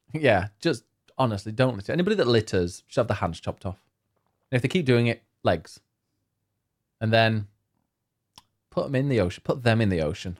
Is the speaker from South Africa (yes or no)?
no; United Kingdom; we're very British